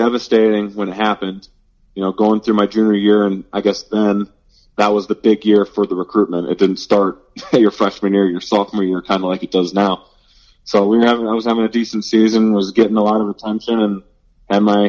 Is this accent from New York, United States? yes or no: no; North Canton, Ohio, United States; I was born and raised in North Canton, so just down the road from the Football Hall of Fame